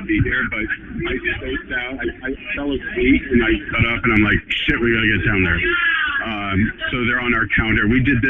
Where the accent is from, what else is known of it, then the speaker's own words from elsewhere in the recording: Louisville, Kentucky, United States; Louisville, Kentucky.